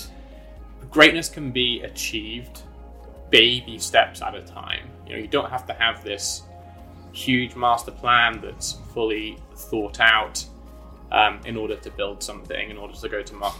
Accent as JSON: {"language": "English", "area": "County Durham", "region": "North East England", "country": "United Kingdom", "tie": "born or raised there", "also_born_or_lived": "London / New York", "moved": "as an adult", "said": "I am a Brit. I grew up in County Durham on a farm"}